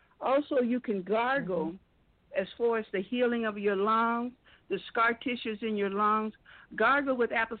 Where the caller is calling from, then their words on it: Flint, Michigan, United States; I'm calling from Flint, Michigan.